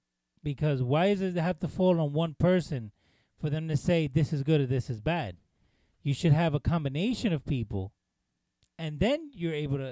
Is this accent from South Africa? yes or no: no; Argentina; I'm from Argentina.